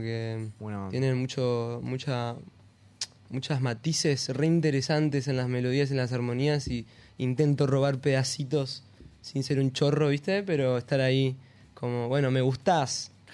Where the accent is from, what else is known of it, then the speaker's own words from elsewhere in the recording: Buenos Aires, Argentina; now in Victoria, Argentina; Yo soy de, acá, de Buenos Aires